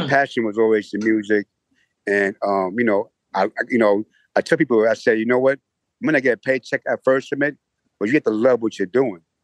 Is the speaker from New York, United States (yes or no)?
yes; New York City, New York, United States; Growing up in the Hollis area